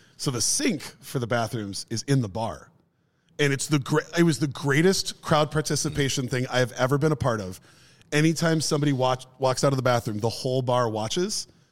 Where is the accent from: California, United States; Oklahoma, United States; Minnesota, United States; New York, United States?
Minnesota, United States; Minneapolis; pizza joint in the neighborhood that I grew up